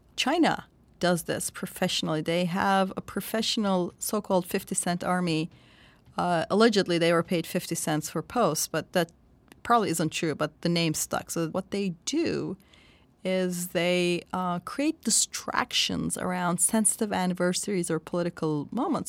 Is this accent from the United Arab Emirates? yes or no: no; Turkey; I'm from Turkey, and I grew up under the nineteen eighty military coup. I was a child then.